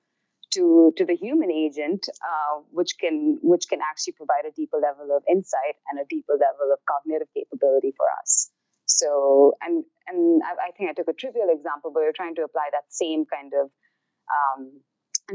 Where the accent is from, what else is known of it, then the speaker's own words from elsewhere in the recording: India; moved away as an adult; now in New York, United States; I grew up in India.